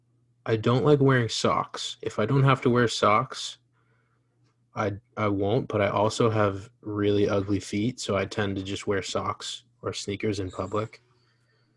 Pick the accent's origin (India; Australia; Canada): Canada; we're from Canada